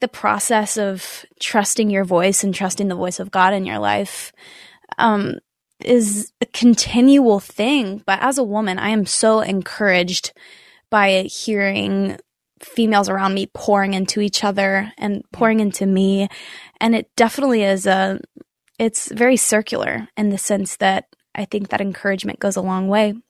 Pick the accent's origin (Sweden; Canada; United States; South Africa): United States; Nashville, Tennessee; I'm born and raised in Nashville. I've been here my whole life.